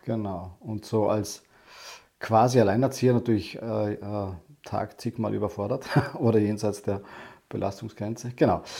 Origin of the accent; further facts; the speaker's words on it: Lake Constance area, western Austria, Vorarlberg, Austria; moved away as an adult; also born or lived in Vienna, Austria; Ich bin ursprünglich nicht aus Wien, ich komme aus dem Westen vom Bodensee, also Westen Österreichs.